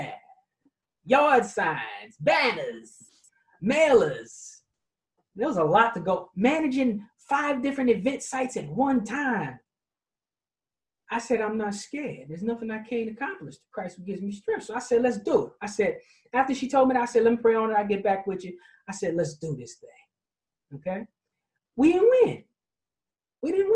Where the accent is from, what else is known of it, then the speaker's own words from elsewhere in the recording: New York City, New York, United States; I was raised in Queens, New York, in the street